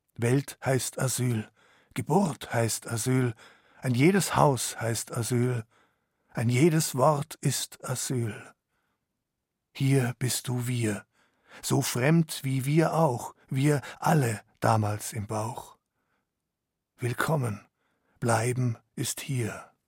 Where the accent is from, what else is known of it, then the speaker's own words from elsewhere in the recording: a village in Upper Bavaria, Germany; Ich habe mich wahrscheinlich fremder gefühlt in dem oberbayerischen Dorf als mein Vater, der aus Syrien kam und ich bin in dem Dorf geboren.